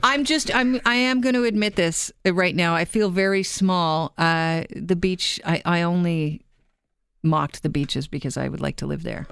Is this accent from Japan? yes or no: no; Toronto, Ontario, Canada; I'm a West End girl